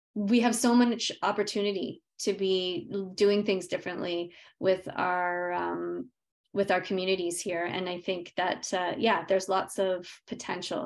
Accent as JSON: {"language": "English", "region": "Yukon", "country": "Canada", "tie": "born or raised there", "said": "I grew up in the Yukon, came back home with that."}